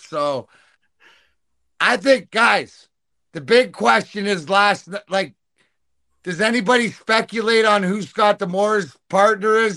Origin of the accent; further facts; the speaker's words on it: Canada; I'm Canadian